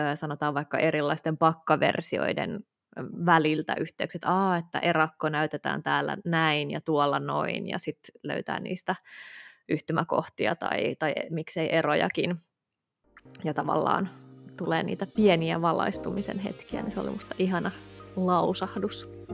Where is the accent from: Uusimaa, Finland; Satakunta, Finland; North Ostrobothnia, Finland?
Uusimaa, Finland; Helsinki; born or raised there